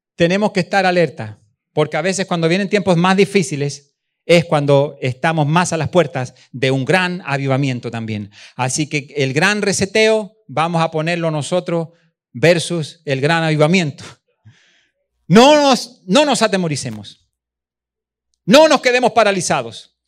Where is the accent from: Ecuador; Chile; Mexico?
Chile; moved away; also born or lived in Venezuela; allá en Chile, en mi país